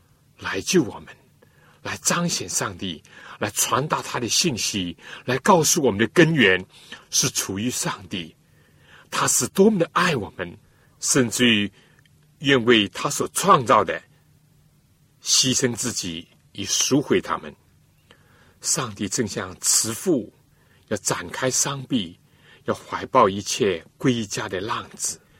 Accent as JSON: {"language": "Chinese", "country": "China", "said": "真相，我们中国人说：见其子，就如见其父啊！"}